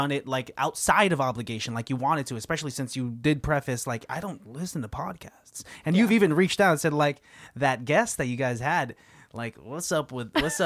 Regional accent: Pittsburgh, Pennsylvania, United States; moved away; I'm from Pittsburgh.

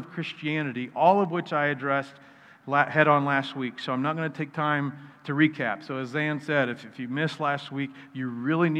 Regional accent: Wichita, Kansas, United States; also born or lived in Wisconsin; When I was 8, my dad and I moved to Wichita

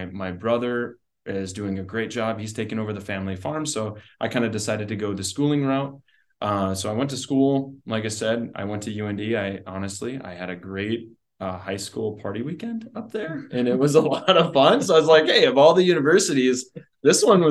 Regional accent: South Heart, North Dakota, United States; also born or lived in Dickinson, North Dakota; I grew up in Dickinson here. Well, actually, South Hart, went to high school at South Hart and farm and ranch

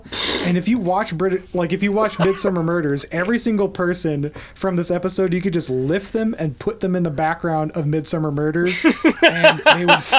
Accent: United States; as an American

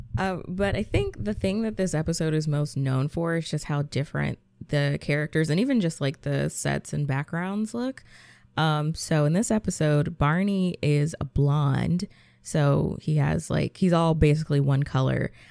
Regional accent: Georgia, United States; I'm from Georgia, so snow wasn't something that we really get

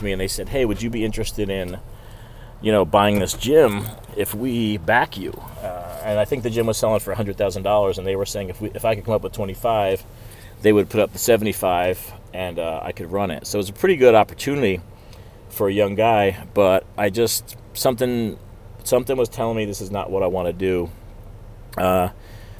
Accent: New Jersey, United States; I grew up in New Jersey

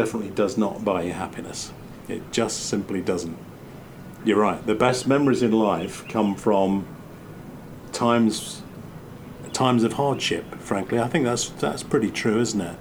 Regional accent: Coalville, East Midlands, United Kingdom; moved away as an adult; now in United States; where I grew up in Colville, Leicester, Nottingham, Loughborough

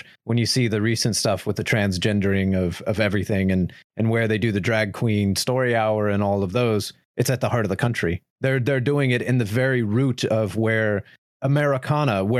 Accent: Oklahoma, United States; I grew up in Oklahoma

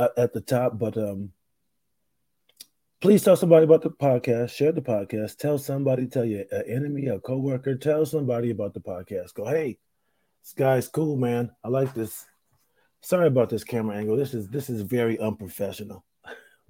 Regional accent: Rochester, New York, United States; moved away; I'm in my hometown. I'm in Rochester, New York.

